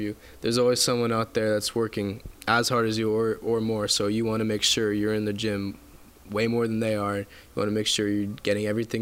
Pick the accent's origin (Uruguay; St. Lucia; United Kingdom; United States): United States; Calabasas, California; also born or lived in Agoura Hills; I grew up in Calabasas. I was born there. I moved right before middle school to Agoura Hills